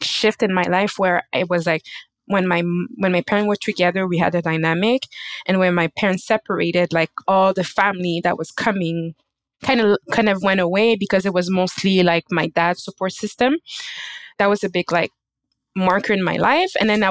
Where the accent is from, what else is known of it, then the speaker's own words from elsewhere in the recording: Canada; I was born and raised in Canada